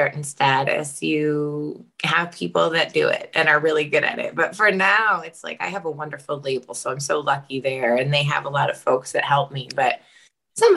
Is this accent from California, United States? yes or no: no; Taunton, Massachusetts, United States; now in Arlington, United States; I'm from Taunton, Mass